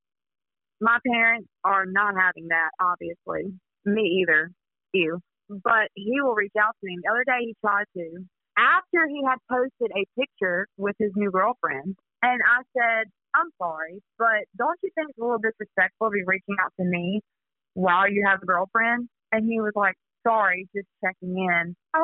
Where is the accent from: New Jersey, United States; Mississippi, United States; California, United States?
Mississippi, United States; South; I'm from South Mississippi, so we get everything. It's crazy here.